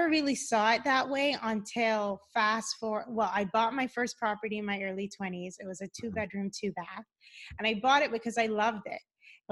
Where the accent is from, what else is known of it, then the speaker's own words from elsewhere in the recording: Cayman Islands; moved away as an adult; also born or lived in Boston, United States; now in Los Angeles, United States; I live in Los Angeles, but I'm originally from the Cayman Islands